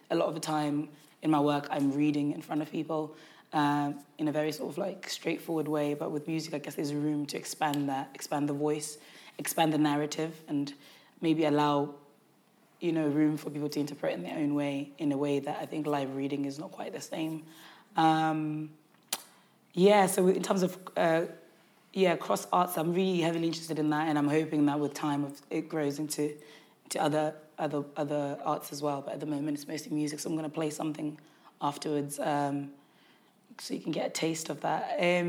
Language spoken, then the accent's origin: English; Zimbabwe; born there; I was born in Zimbabwe, so it's kind of really exploring things I still remember about that time